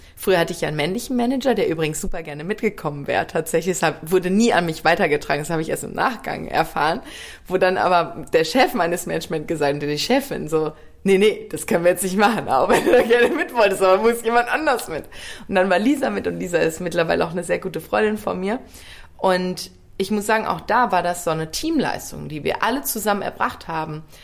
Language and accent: German; Ruhr area, North Rhine-Westphalia, Germany; also born or lived in Worms / Bergstraße; now in Cologne, Germany; ich komme ja aus dem Ruhrgebiet